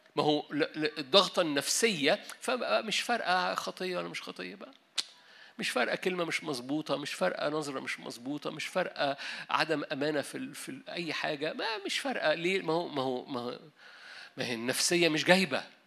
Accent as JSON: {"language": "Arabic", "country": "Egypt", "said": "احنا مصريين"}